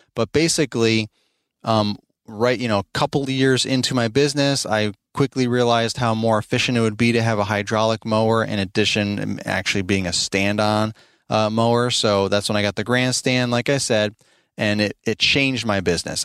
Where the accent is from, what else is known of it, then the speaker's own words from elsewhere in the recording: Albany, New York, United States; moved away as an adult; now in Midlothian, Virginia, United States; we're originally from New York, both my wife and I. I'm from Albany, New York